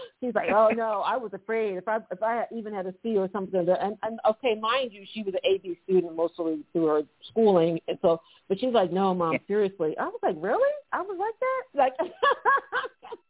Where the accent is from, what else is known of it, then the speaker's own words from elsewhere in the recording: United States; as an American